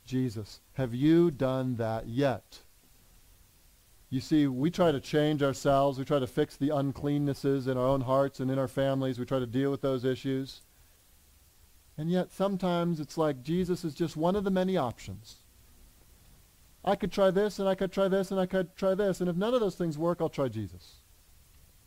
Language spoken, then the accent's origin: English; United States; We in America